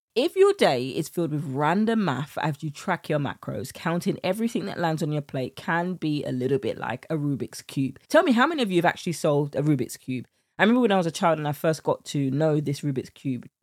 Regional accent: United Kingdom; accent: British; my British accent

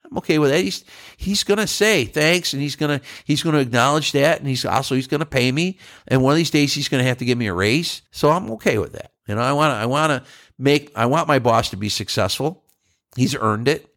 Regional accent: New York, United States; now in Texas, United States; I'm a northerner. I'm from New York State

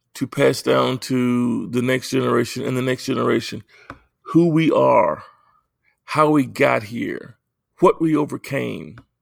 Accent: United States; I am African American

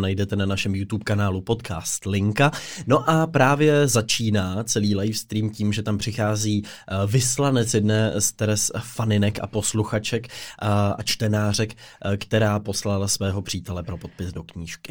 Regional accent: Pardubice, Pardubice Region, Czechia; jako Pardubák

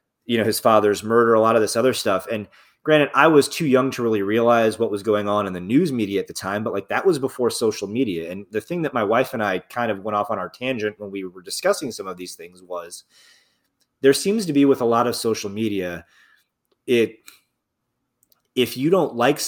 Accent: South Bend, Indiana, United States; I grew up in like Northern Indiana.

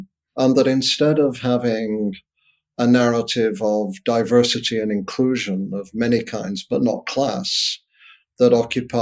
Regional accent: Northern Britain, the north of England, United Kingdom; my own experience, white, a working class, Northern, British, which is very different from Southern British, by the way, 1960s, growing up in that environment.

